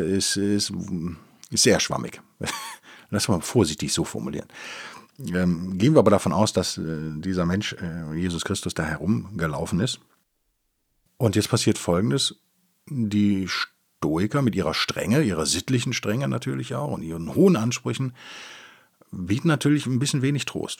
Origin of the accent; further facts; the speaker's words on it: Rhineland, Germany; ich bin natürlich als Rheinländer, als Gebürtiger bin ich natürlich getauft